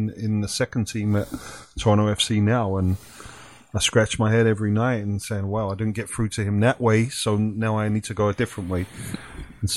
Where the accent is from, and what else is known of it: England, United Kingdom; born or raised there; now in Canada